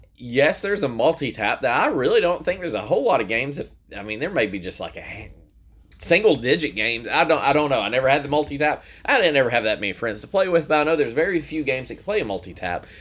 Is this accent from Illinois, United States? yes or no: no; Tennessee, United States; we're from Tennessee